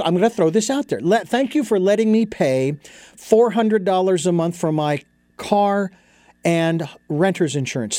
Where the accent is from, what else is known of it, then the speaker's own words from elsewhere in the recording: Phoenix, Arizona, United States; moved away; Phoenix, my hometown